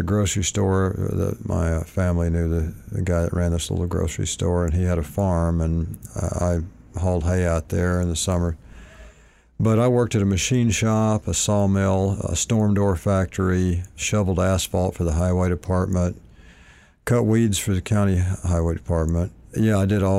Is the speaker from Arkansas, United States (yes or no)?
yes; Malvern, Arkansas, United States; moved away as an adult; also born or lived in Hot Springs, Arkansas / Houston, Texas; now in California, United States; I was born in Hot Springs, but raised in a town called Malvern